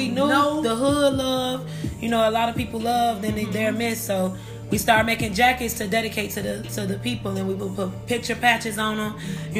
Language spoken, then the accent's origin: English; Chicago, Illinois, United States; born or raised there